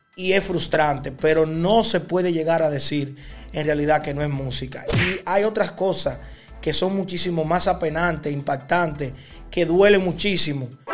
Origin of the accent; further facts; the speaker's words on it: Dominican Republic; mi país, República Dominicana